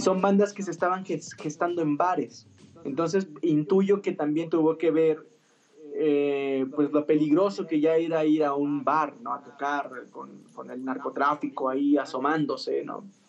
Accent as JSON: {"language": "Spanish", "town": "Rancho Viejo", "country": "Mexico", "tie": "born or raised there", "moved": "yes", "said": "sí recuerdo que allá en mi pueblito, allá en Rancho Viejo"}